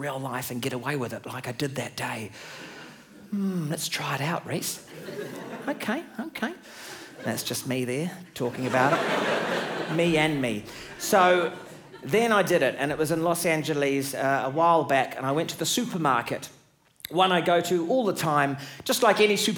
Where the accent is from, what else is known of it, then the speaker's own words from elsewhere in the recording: New Zealand; I'm from New Zealand